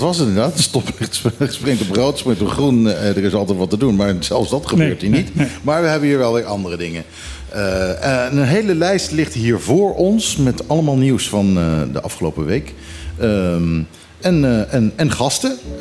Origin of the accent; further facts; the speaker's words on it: Netherlands; now in Bonaire; als Nederlander